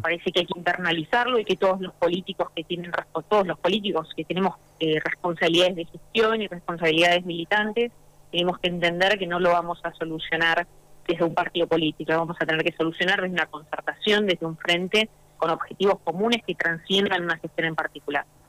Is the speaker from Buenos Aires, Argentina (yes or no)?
no; Santa Fe, Argentina; yo soy Santa santafesina